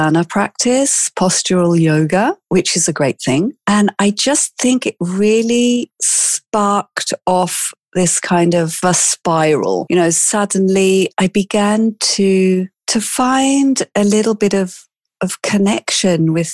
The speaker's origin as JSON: {"language": "English", "region": "England", "country": "United Kingdom", "tie": "born or raised there", "also_born_or_lived": "South Africa", "accent": "British", "moved": "as an adult", "lives_now": "Milan, Italy", "said": "I was actually born in South Africa, but I grew up in England."}